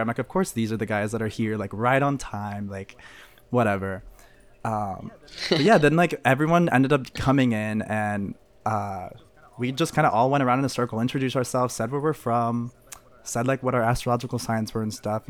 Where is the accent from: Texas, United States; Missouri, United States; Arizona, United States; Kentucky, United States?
Missouri, United States; moved away as an adult; also born or lived in St. Louis; now in Savannah, United States; I'm from Missouri